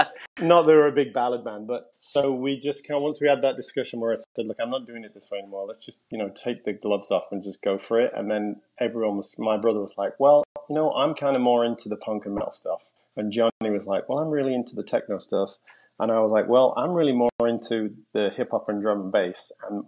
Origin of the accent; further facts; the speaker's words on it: England, United Kingdom; I said, fuck you guys. And we're from England, fuck off.